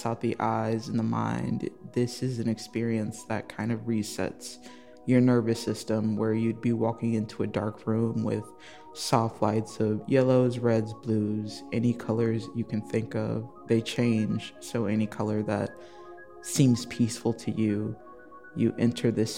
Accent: South Bend, Indiana, United States; also born or lived in Austin, Texas; now in Chicago, United States; I'm originally from South Bend, Indiana

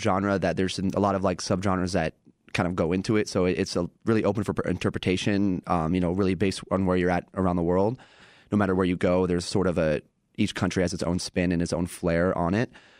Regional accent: Portland, Oregon, United States; moved away as an adult; now in Chicago, United States; I grew up on the West Coast in Portland

